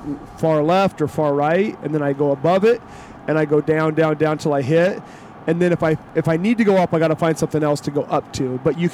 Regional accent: Western Oregon, Western Washington, United States; I grew up in Western Washington, Western Oregon, where it rains, and it's pretty wet.

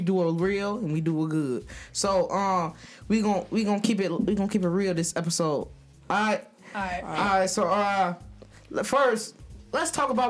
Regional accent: Chicago, Illinois, United States; I'm from, you know, the west side of Chicago. Grew up around here.

